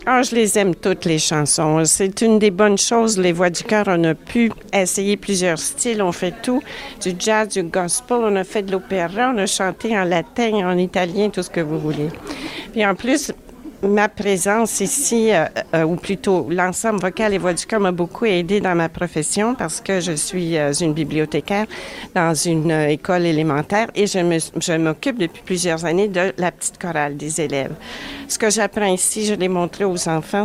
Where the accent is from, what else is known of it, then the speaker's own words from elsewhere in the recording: Ottawa, Ontario, Canada; now in Toronto, Canada; je viens d'Ottawa